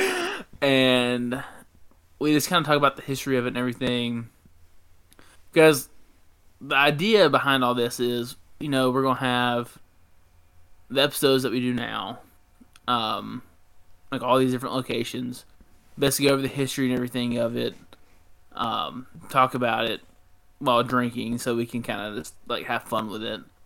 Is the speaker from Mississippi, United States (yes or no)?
yes; Mississippi, United States; I'm from Mississippi.